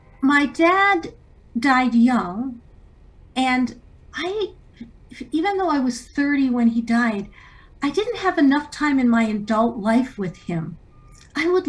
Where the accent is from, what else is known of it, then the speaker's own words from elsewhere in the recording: Canada; I was born in Canada